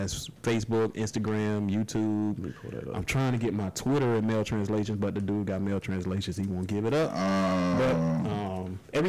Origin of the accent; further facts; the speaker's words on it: Tampa, Florida, United States; Here in Temple.